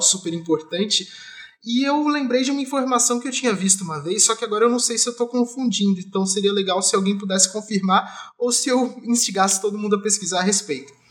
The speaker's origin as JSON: {"language": "Portuguese", "town": "Jacareí", "region": "São Paulo", "country": "Brazil", "tie": "born or raised there", "lives_now": "São Paulo, Brazil", "said": "quando eu era pequeno eu morava em Jacareí, minha avó ainda mora lá"}